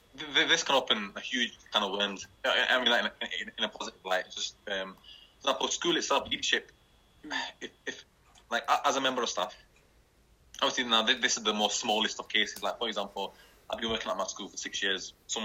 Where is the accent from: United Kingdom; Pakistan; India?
Pakistan; Kashmir; First of all, you and I are Kashmiri, yeah?